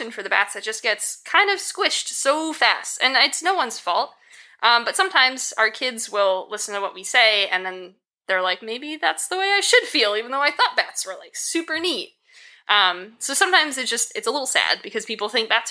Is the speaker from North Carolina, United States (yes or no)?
no; Connecticut, United States; moved away as an adult; also born or lived in Maine / Kansas; I'm originally from Connecticut